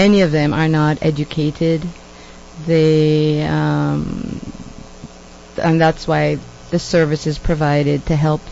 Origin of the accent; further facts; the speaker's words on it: Jamaica; now in Canada; I'm from Jamaica. I'm considered to be a woman of color. But when I was growing up in Jamaica, I was white. Then I came to Canada